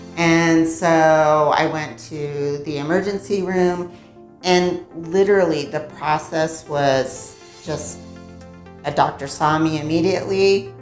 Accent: United States; now in Mexico; I grew up in the US

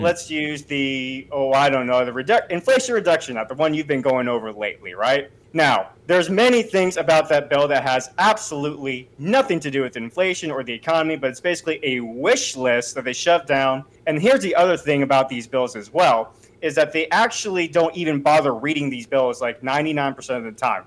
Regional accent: United States; as an American

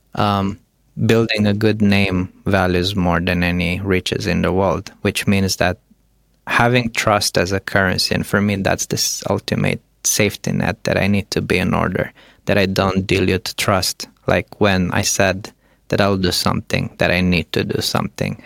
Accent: Romania; moved away; I come from Romania

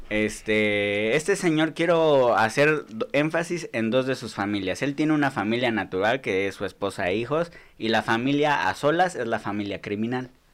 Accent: Nezahualcóyotl, State of Mexico, Mexico

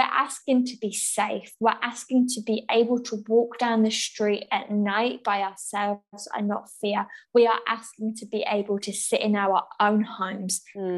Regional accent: England, United Kingdom; also born or lived in Essex; we are white women who have been born and raised in England

